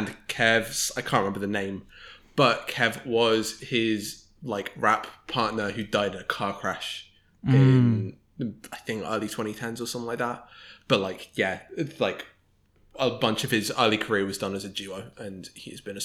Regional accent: United Kingdom; I come to this as both a British person

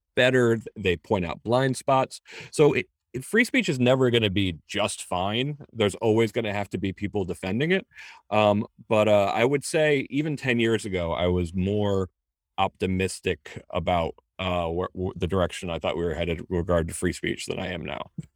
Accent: United States; first generation American

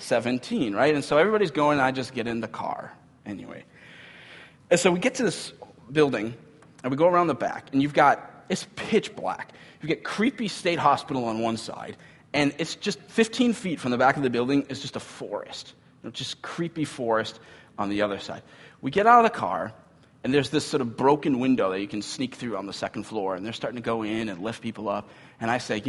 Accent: Cambridge, Minnesota, United States; I grew up in Cambridge, Minnesota

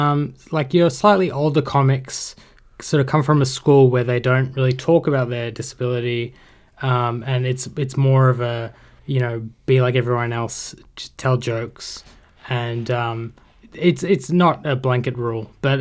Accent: Sydney, New South Wales, Australia; I grew up in Sydney.

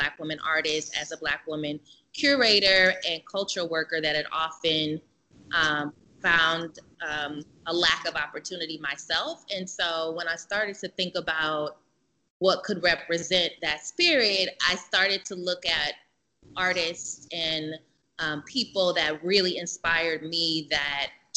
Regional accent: Oakland, California, United States; I was born and raised here in Oakland

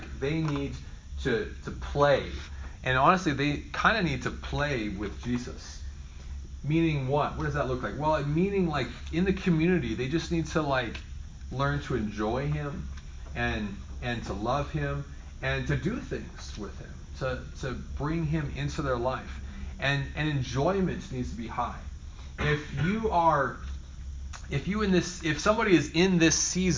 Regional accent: Oregon, United States; moved away; I grew up in Oregon, you go salmon fishing all the time

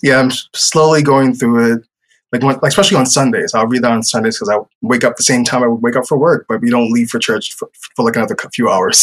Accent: New York City, New York, United States; now in Lakeland, Florida, United States; I'm from New York City

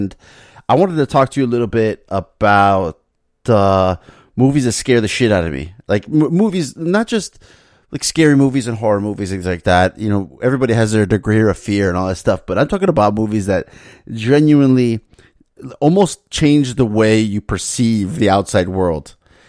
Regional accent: Florida, United States; I'm from Florida

